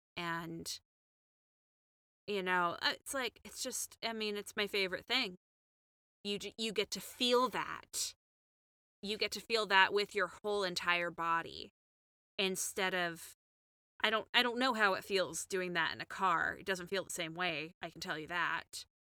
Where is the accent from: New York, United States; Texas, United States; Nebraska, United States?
Texas, United States; Houston; moved away as an adult; also born or lived in Chicago; as a Texan, as somebody who grew up in Houston